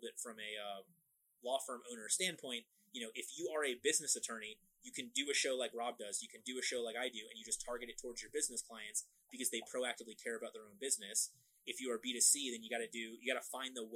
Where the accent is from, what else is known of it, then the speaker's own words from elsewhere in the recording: Florida, United States; I'm from Florida, I am dressed for the beach at any given time